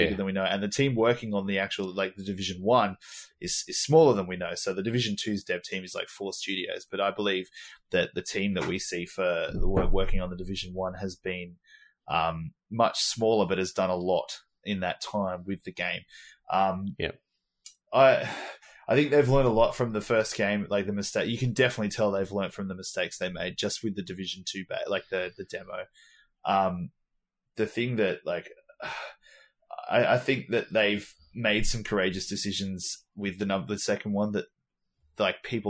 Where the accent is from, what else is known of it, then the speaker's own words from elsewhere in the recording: Australia; As an Australian going over to the States